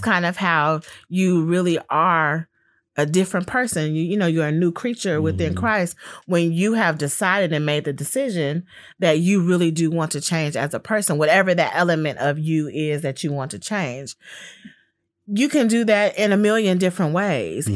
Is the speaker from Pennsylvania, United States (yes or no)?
no; Los Angeles, California, United States; growing up in Los Angeles and being a family with gang members on both sides